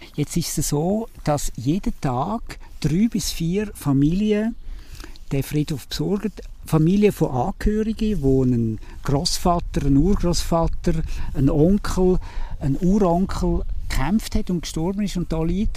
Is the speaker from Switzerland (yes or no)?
yes; Switzerland; als Schweizer